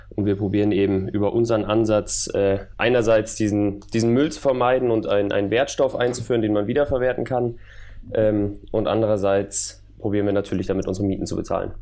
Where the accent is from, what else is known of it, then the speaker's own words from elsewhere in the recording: Munich, Bavaria, Germany; Ich komme eigentlich aus München